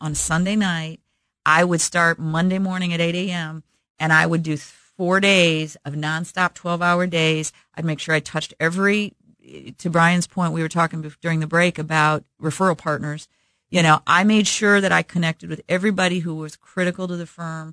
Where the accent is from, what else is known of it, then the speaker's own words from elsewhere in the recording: Midwest, United States; growing up in the Midwest with good Midwestern work ethic